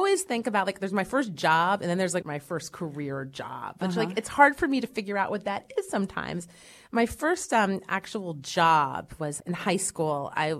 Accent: York, Pennsylvania, United States; York, Pennsylvania.

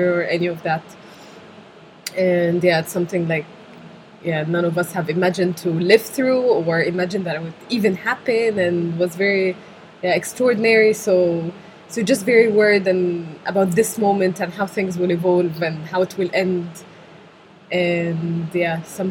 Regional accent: Cairo, Cairo Governorate, Egypt; moved away as an adult; now in Wrocław, Poland; I've been born and raised in Cairo for, 24 years now

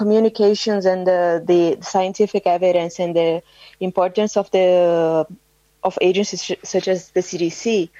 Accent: Brazil; here in Brazil

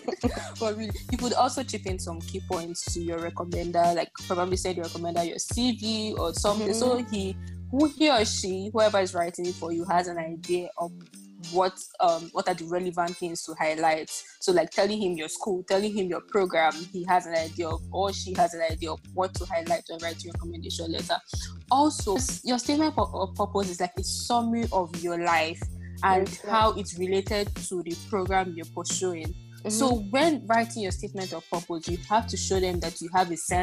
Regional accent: Nigeria; I come from Nigeria, lingua franca is English

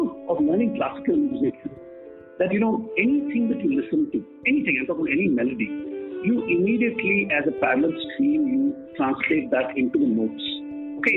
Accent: Delhi, India; I grew up in Delhi

